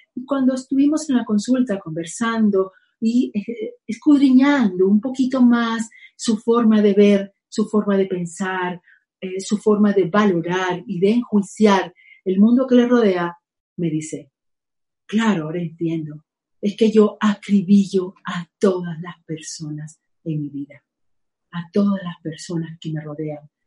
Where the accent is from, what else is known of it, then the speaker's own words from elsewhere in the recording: Venezuela; now in Spain; mi país, Venezuela. Estoy feliz aquí también viviendo pues, en España